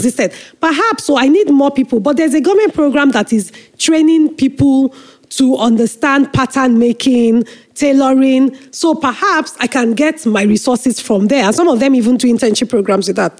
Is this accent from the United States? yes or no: no; Nigeria; I am a Nigerian patriot, as they say, you know, through and through, because I have no other country than